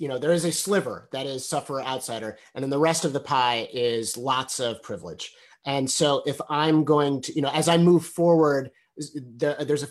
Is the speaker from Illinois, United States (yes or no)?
yes; Evanston, Illinois, United States; I grew up in Evanston, Illinois